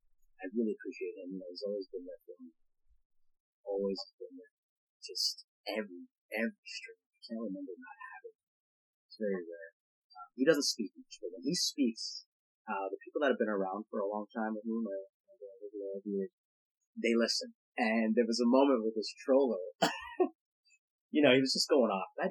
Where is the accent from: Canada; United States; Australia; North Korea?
Canada; I am Canadian